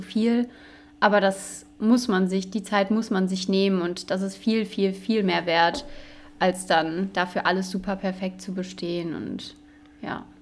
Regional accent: Cologne, North Rhine-Westphalia, Germany; moved away as an adult; now in Dresden, Germany; Ich komme ursprünglich aus Köln, also es haben sich zwei Rheinländerinnen gefunden

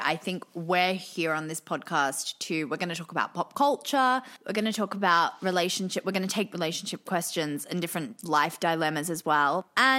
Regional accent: Australia; Well, yes, I'm from Australia

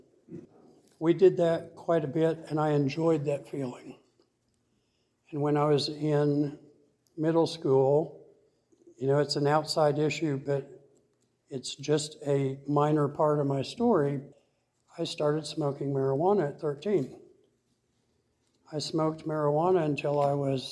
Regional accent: Tulsa, Oklahoma, United States; I was born and raised here in Tulsa.

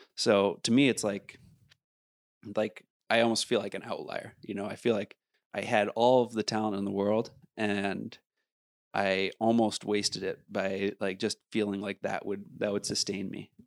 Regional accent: Beaver Creek, Colorado, United States; I come from Beaver Creek

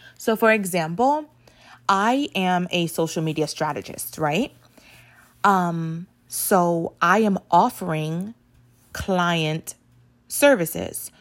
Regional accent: New York City, New York, United States; I grew up in the Bronx

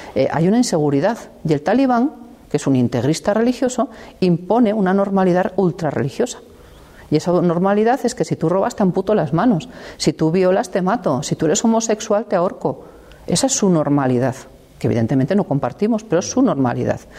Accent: La Bañeza, Castile and León, Spain; de mi pueblo que es la Bañeza

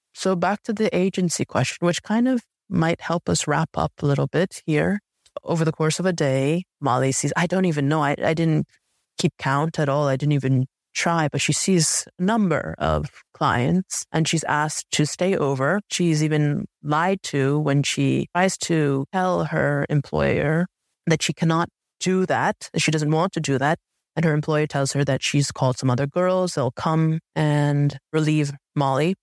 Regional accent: United States; I look Asian, yet I was raised in America, but there I was raised in America because I was adopted

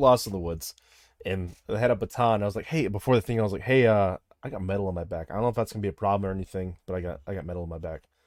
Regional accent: Midwest, United States; I'm from the Midwest

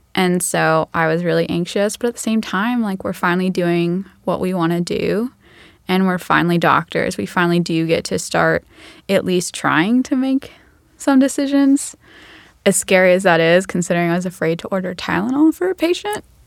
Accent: Macon, Georgia, United States; I grew up in Macon, Georgia

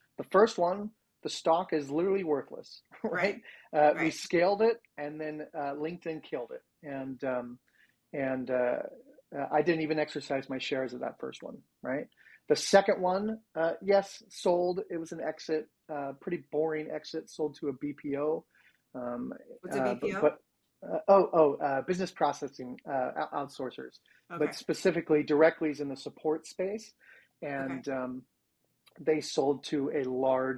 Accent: Sacramento, California, United States; I grew up in Sacramento, which is just 90 miles or so from San Francisco, but a very, very different world.

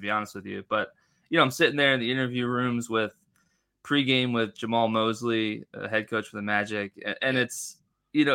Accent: Philadelphia, Pennsylvania, United States; also born or lived in Orlando area, Florida; now in Orlando, United States; Born and raised in Philadelphia

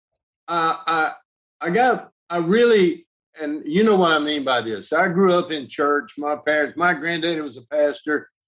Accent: Atlanta, Georgia, United States; moved away as an adult; also born or lived in Gulfport, Mississippi; now in Texas, United States; I was born in Gulfport, but I was raised in Atlanta, Georgia

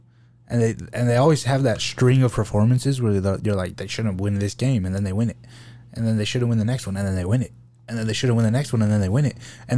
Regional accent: United States; We're from America

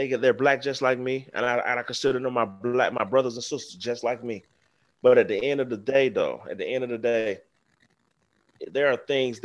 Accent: the South, United States; I come from a place, I come from the South. I come from where slavery and racism has been embedded in our history.

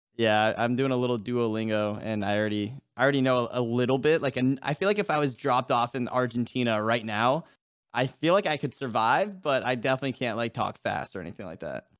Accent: New Hampshire, United States; moved away as an adult; now in Florida, United States; I'm from New Hampshire. I came down to Florida for college, and I've, I've been down here ever since.

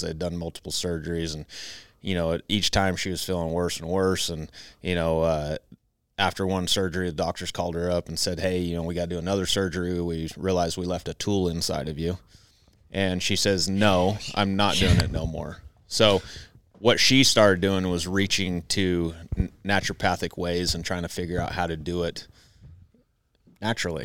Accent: Southern Idaho, United States; I was raised in Southern Idaho

